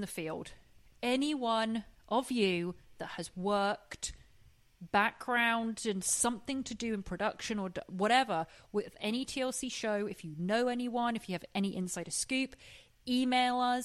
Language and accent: English; England, United Kingdom; now in Los Angeles, United States; I'm English and I live